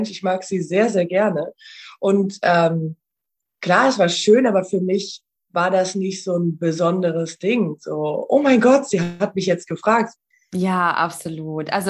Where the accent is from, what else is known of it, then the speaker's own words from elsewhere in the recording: Rhineland, Germany; moved away as an adult; now in Vienna, Austria; Ich bin ja vor zehn Jahren nach Wien gegangen. Ich komme ursprünglich aus, äh, aus dem Rheinland und äh, bin vor zehn Jahren ausgewandert